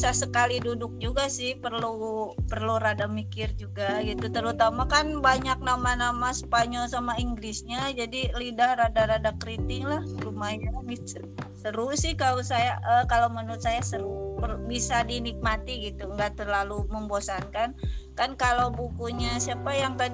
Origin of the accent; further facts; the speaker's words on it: Sukabumi, West Java, Indonesia; gini loh kalau misalnya mochi itu asli dari Sukabumi gitu saya kan orang Sukabumi ya